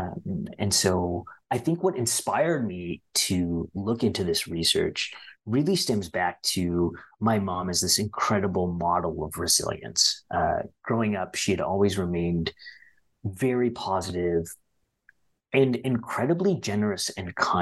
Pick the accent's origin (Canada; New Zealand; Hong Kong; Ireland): Canada; Ottawa, Ontario; we all grew up in Ottawa.